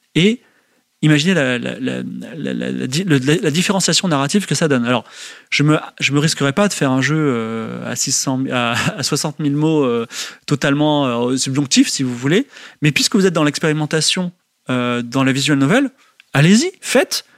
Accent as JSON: {"language": "French", "country": "France", "said": "je suis français."}